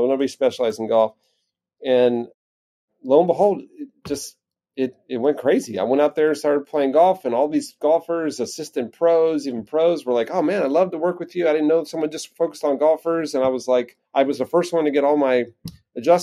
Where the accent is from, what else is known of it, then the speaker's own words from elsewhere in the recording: East Coast, United States; moved away as an adult; also born or lived in Quad Cities, Iowa; growing up on the East Coast to Midwest